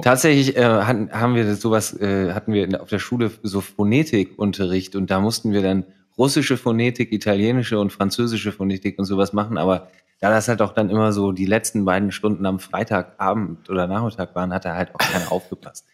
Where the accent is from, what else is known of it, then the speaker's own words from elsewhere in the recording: Ibbenbüren, North Rhine-Westphalia, Germany; now in Potsdam, Germany; ich komme aus Ibbenbüren